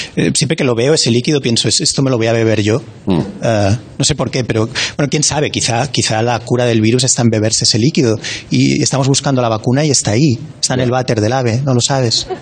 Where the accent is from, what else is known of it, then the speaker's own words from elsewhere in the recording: Barcelona, Catalonia, Spain; soy de Barcelona